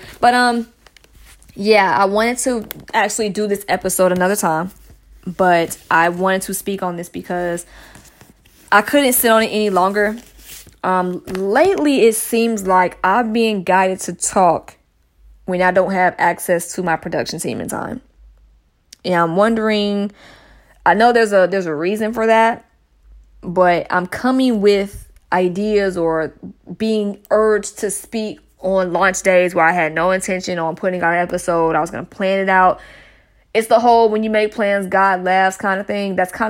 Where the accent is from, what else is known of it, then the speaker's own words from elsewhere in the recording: Stone Mountain, Georgia, United States; I am from Stone Mountain. For those that don't know, that's in the Atlanta area.